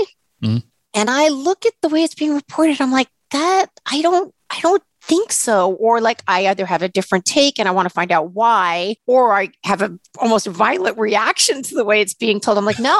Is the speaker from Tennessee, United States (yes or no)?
no; New York, United States; moved away as an adult; also born or lived in Los Angeles, United States / Portland, Oregon, United States; New Yorker, born and bred in New York, 18 years in LA, and then bopped up to Portland, Oregon for 15 years, and now back in Chinatown in the city